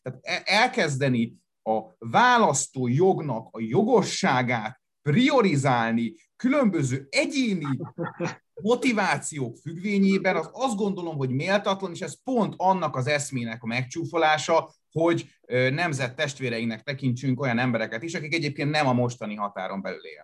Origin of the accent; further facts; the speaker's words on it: Szeged, Csongrád-Csanád, Hungary; now in Budapest, Hungary; én Budapesten élek, a szülővárosomhoz, Szegedhez nagyon sok érzelmi szállal kötődöm.